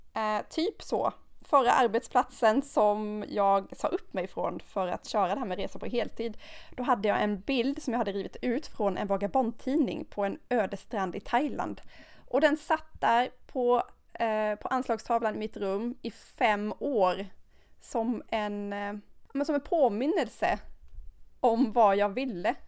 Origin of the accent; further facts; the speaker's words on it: Sweden; vi som svenskar